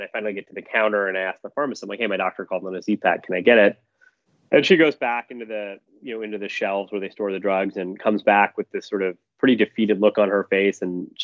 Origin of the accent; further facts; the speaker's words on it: Michigan, United States; moved away as an adult; also born or lived in Philadelphia / New York / London; I grew up in Michigan